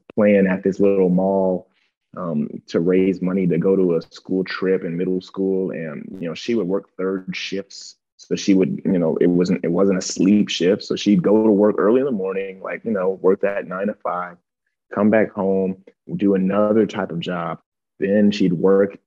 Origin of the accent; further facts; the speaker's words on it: Akron, Ohio, United States; growing up in Akron, Ohio, you know, in the inner city